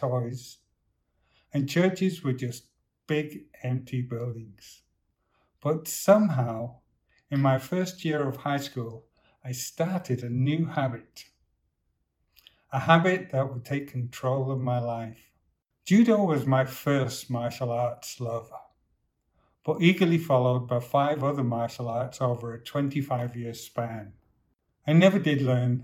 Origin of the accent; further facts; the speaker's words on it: Manchester, North West England, United Kingdom; I was born in Manchester in the northwest of England to low-income parents, then raised in the biggest city council estate in the UK.